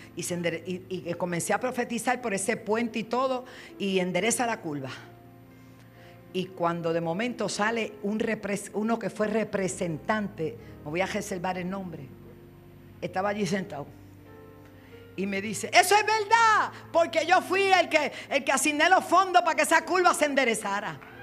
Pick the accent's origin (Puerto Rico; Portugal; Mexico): Puerto Rico; eso decimos acá en Puerto Rico, la linda, la bonita